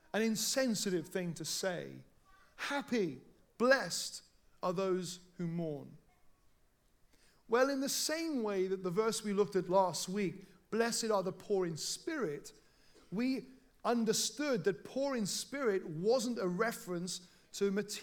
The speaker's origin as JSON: {"language": "English", "region": "South Wales", "country": "United Kingdom", "tie": "born or raised there", "said": "when I was growing up in South Wales"}